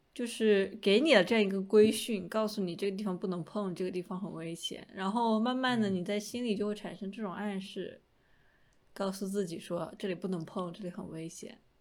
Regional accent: Hunan, China; moved away; 至少在我的家乡

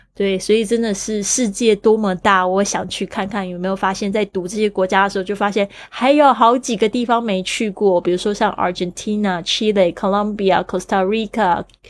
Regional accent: Taiwan; 那我在这个台湾出生长大

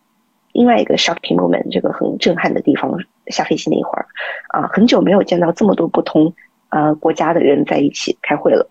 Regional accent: China; 特别尤其是作为一个中国人，在这个。呃，社群里面的时候啊，经常我在一个峰会的时候会被 treated as a government official

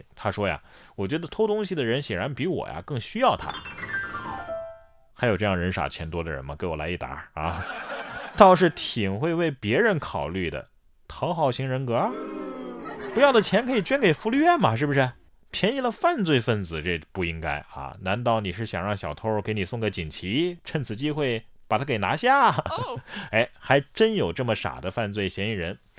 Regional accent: Sichuan, China; 咱们四川人也不能啊

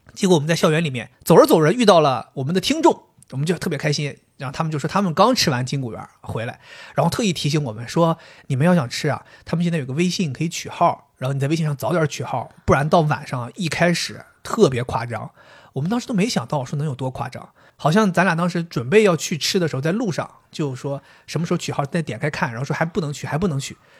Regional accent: Dalian, Liaoning, China; 土生土长东北人

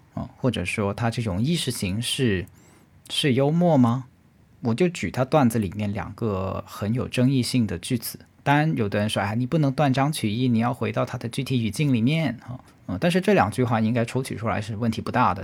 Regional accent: China; 我是中国人

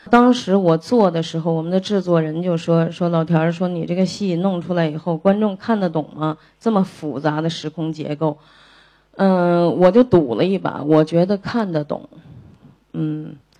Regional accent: China; 我们中国人就很丰富。我们也很含蓄

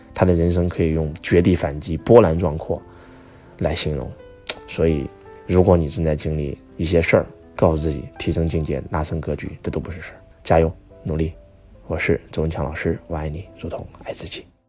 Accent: China; 我们中国人

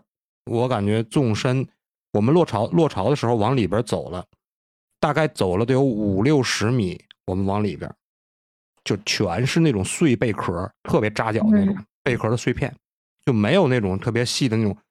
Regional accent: Tangshan, Hebei, China; 我们唐山这边海边盛产一种蛤，叫毛蛤

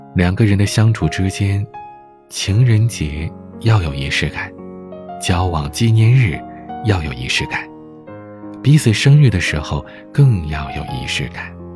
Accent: Heilongjiang, China; 我是北方人，准确地说，是东北黑龙江人。 我生于北方，长于北方

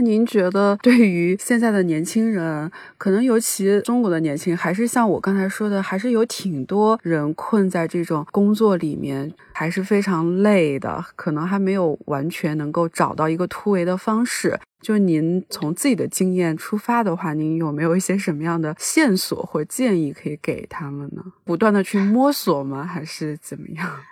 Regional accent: Zibo, Shandong, China; moved away as an adult; 我是那个山东淄博人，就我们那边小地方

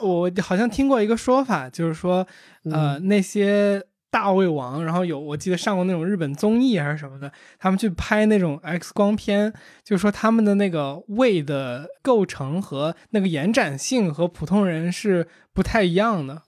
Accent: Beijing, China; 我小时候在海淀

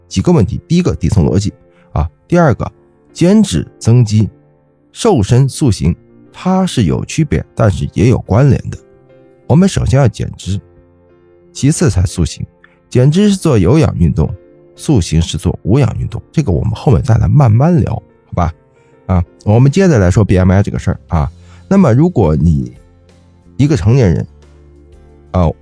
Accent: China; 我们中国人

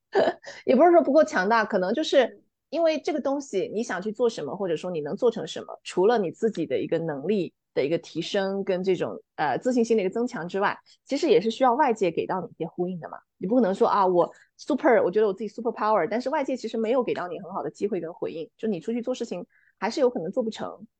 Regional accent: Fujian, China; also born or lived in New Zealand; now in Dali, China; 我是福建人，福建的这个文化还是非常不同的

